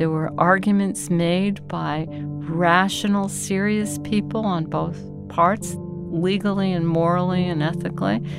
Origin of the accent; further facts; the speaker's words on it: Ponce, Puerto Rico; I'm from Ponce, Puerto Rico